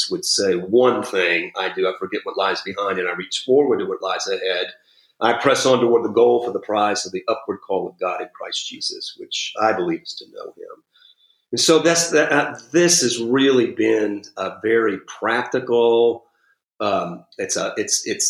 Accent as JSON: {"language": "English", "town": "New Orleans", "region": "Louisiana", "country": "United States", "also_born_or_lived": "Houston", "moved": "as an adult", "said": "I'm from New Orleans, did youth ministry in Houston"}